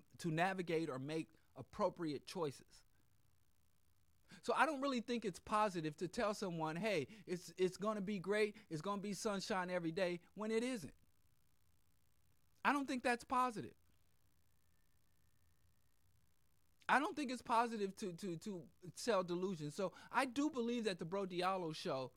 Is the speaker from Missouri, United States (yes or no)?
yes; Missouri, United States; I was born and raised in Missouri